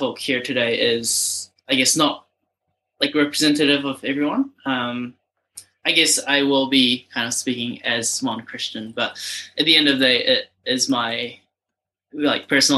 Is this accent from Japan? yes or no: yes; Japan; also born or lived in Auckland, New Zealand; now in Masterton, New Zealand; I'm originally from Japan